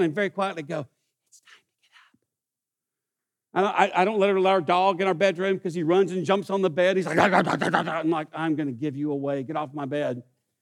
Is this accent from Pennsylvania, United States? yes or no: no; East Texas, United States; I grew up in East Texas.